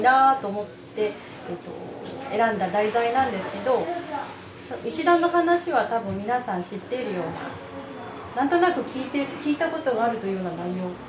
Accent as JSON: {"language": "Japanese", "town": "Kunisaki", "region": "Oita", "country": "Japan", "tie": "born or raised there", "also_born_or_lived": "Beppu", "said": "国崎生まれの国崎育ちです"}